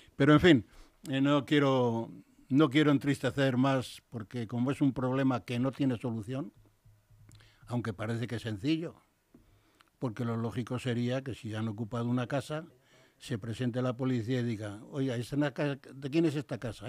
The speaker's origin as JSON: {"language": "Spanish", "town": "Madrid", "region": "Community of Madrid", "country": "Spain", "tie": "born or raised there", "said": "Carabanchel, donde yo nací, y Madrid"}